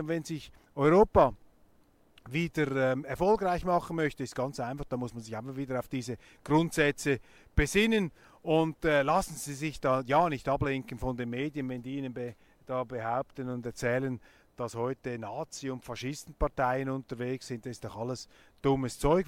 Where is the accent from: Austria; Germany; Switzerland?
Switzerland; als Schweizer